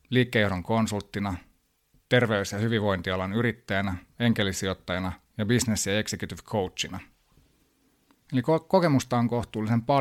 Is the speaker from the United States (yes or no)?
yes; New York, United States; born there; mä oon syntynyt New Yorkissa ja hyvin kansainvälinen nuoruus.